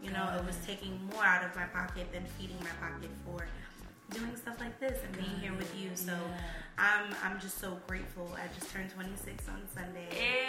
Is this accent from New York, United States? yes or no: yes; Bronx, New York, United States; So growing up in the Bronx, just I went to Kipps Bay Boys and Girls Club.